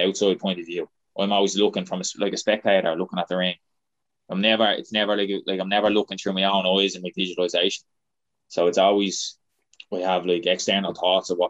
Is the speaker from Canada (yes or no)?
no; Ireland; we're from Ireland